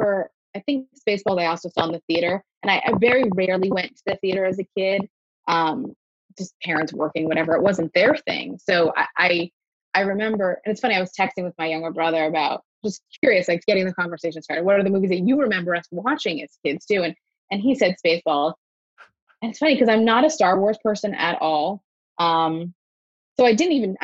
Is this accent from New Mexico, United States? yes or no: no; Coral Springs, Florida, United States; also born or lived in New York; I grew up in Coral Springs, Florida, which is a tiny sort of suburb